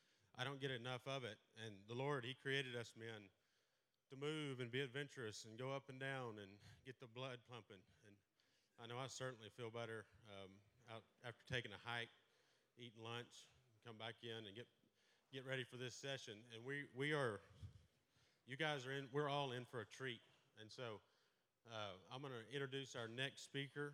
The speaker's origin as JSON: {"language": "English", "town": "Merkel", "region": "Texas", "country": "United States", "tie": "born or raised there", "said": "I grew up in Merkel, right outside of Abilene, went to school at Merkel High School"}